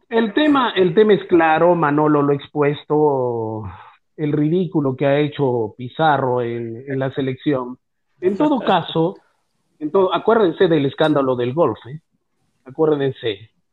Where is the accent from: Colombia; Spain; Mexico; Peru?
Peru; somos cholos, que somos mestizos, que somos trinchudos, que no tenemos barba, que somos patarrajada, eso somos los, los peruanos